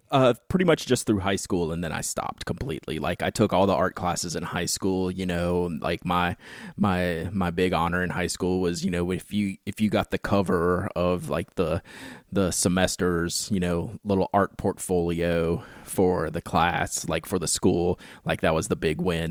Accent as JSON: {"language": "English", "town": "Baton Rouge", "region": "Louisiana", "country": "United States", "tie": "born or raised there", "said": "I grew up in Baton Rouge, Louisiana, which is the home of Louisiana State University"}